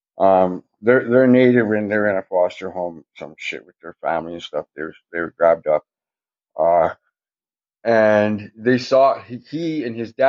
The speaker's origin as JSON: {"language": "English", "town": "Thunder Bay", "region": "Ontario", "country": "Canada", "tie": "born or raised there", "said": "We grew up in Thunder Bay"}